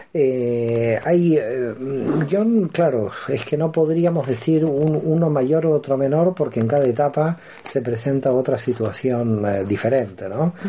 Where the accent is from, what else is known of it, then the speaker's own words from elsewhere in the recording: Buenos Aires, Argentina; moved away as an adult; now in Barcelona, Spain; Soy argentino y nací en Buenos Aires y hace 16 años que ya me encuentro en Barcelona